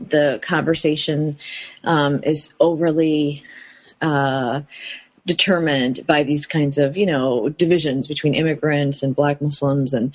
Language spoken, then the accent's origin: English; Detroit, Michigan, United States; moved away as an adult; also born or lived in Akron, Ohio / Chicago / Middle East / New York; now in New Haven, United States; I was born in Akron, Ohio, raised in Greater Detroit, Michigan, and since then have lived in Chicago and different parts